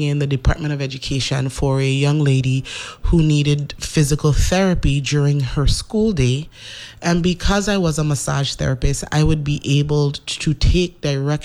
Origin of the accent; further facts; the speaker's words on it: St. Croix, U.S. Virgin Islands; also born or lived in St. Thomas, U.S. Virgin Islands; I was born in St. Thomas. I lived in St. Thomas till I was four, and then I moved to St. Croix, where I had the bulk of my education